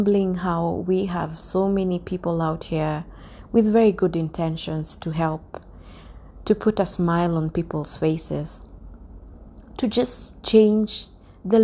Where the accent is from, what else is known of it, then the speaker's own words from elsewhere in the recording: Kenya; Kenya, my home country